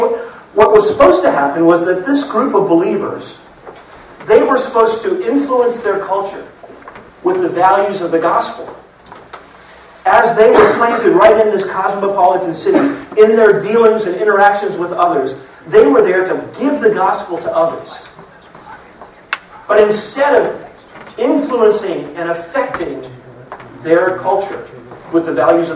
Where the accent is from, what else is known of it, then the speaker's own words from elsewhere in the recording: Florida, United States; I grew up in Florida